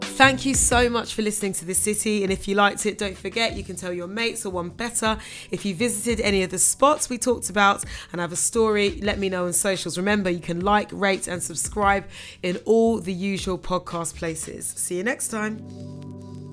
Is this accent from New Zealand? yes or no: no; Ghana; I'm a Ghanaian woman